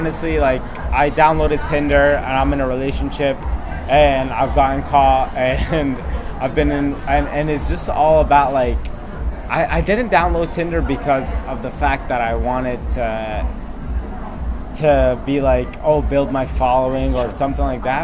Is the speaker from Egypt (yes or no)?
yes; Egypt; I'm from Egypt